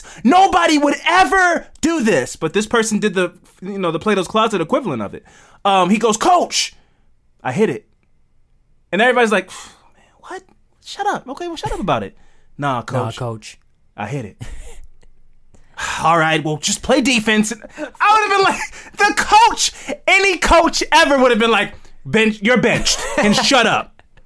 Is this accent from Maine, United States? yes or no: no; Baltimore, Maryland, United States; I'm from Baltimore, man.